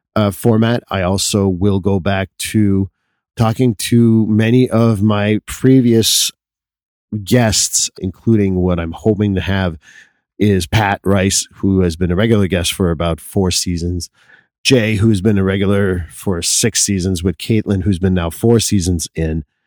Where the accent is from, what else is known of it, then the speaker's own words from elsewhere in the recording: Quebec, Canada; being Canadian is always something of me, although I'm a Quebecer first